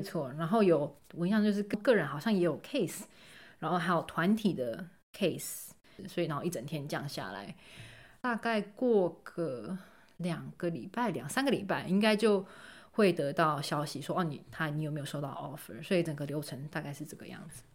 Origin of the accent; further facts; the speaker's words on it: Taiwan; moved away; 像我台湾人